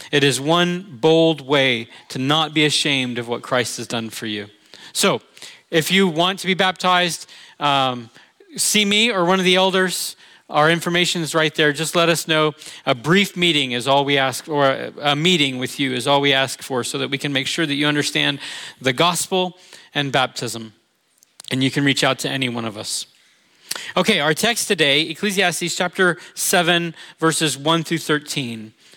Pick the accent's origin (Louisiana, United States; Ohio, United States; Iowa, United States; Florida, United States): Florida, United States; Orlando; moved away; I'm from Orlando